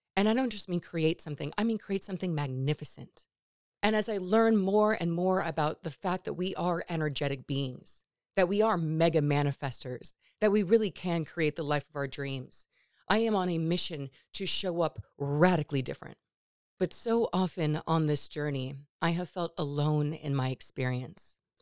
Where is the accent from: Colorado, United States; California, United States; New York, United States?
California, United States; Los Angeles; I'm from the Valley in Los Angeles